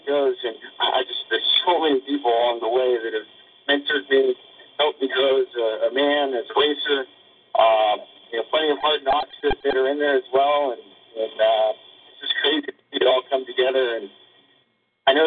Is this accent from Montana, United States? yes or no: no; California, United States; growing up in California